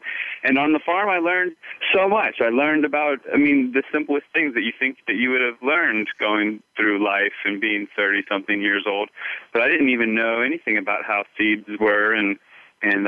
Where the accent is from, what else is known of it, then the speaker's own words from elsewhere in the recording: just outside D.C., Northern Virginia, United States; moved away as an adult; also born or lived in California / Vancouver, Canada; now in Sedona, United States; I grew up on the East Coast, just outside D.C.